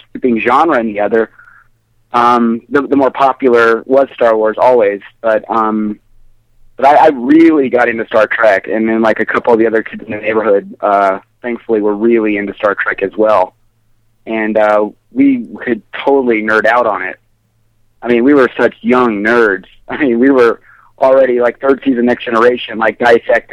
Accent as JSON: {"language": "English", "region": "Wyoming", "country": "United States", "tie": "born or raised there", "moved": "yes", "lives_now": "Colorado, United States", "said": "growing up in Wyoming"}